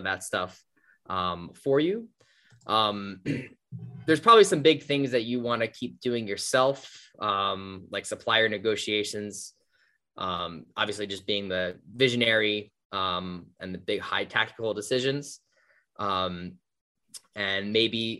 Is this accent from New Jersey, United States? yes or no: yes; New Jersey, United States; I grew up in New Jersey, like just the suburbs of New Jersey